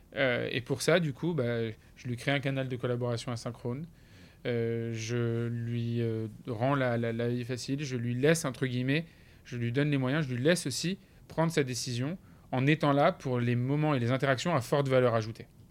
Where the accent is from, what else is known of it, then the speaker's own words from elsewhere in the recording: France; on est des Français